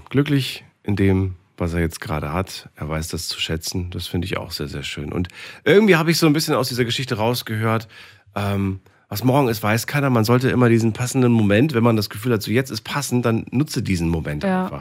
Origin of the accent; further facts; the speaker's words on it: Heilbronn, Baden-Württemberg, Germany; Ja, aus Heilbronn.